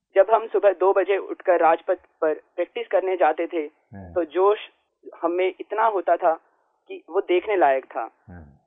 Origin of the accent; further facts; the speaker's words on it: Rohtak, Haryana, India; also born or lived in Delhi; मैं रोहतक हरियाणा का रहने वाला हूँ